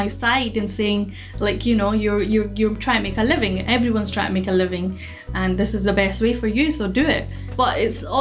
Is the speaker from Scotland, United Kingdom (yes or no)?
yes; Edinburgh, Scotland, United Kingdom; I'm from Edinburgh, born and bred